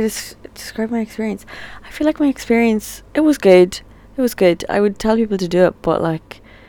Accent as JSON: {"language": "English", "country": "Ireland", "said": "I'm from Ireland"}